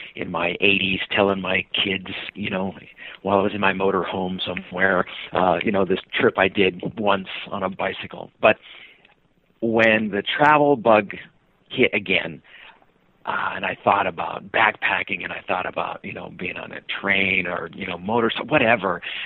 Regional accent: Sacramento, California, United States; moved away as an adult; now in Seattle, United States; I was born in Sacramento, California. Uh, moved up to Seattle

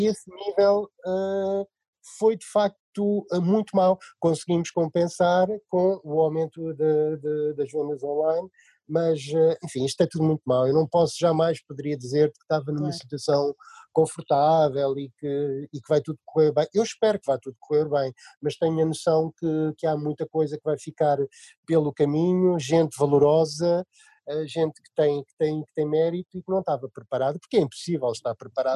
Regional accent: Leiria, Leiria District, Portugal; por acaso somos de Leiria

